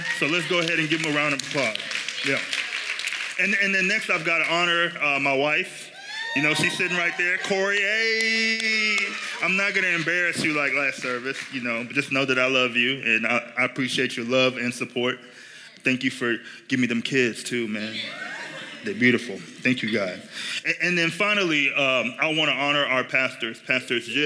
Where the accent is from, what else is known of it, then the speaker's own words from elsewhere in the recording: Nigeria; now in United States; I grew up in Nigeria